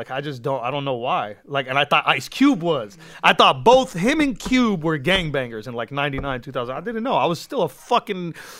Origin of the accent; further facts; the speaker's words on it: Lebanon; also born or lived in West Coast, United States; now in Los Angeles, United States; I'm from Lebanon. Kids in my village who don't have water and electricity have … shirts.